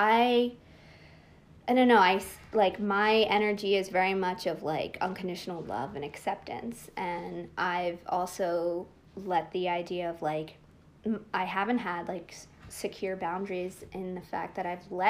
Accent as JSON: {"language": "English", "area": "Bucks County", "region": "Pennsylvania", "country": "United States", "tie": "born or raised there", "also_born_or_lived": "Philadelphia, Pennsylvania / Abington, Pennsylvania", "said": "I moved into Bucks County when I was like 8-9 years old, and then I was pretty much raised there"}